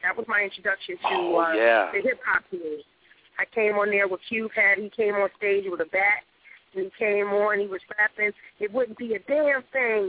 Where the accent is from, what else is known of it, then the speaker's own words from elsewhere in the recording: Los Angeles, California, United States; I was from South Central, L.A.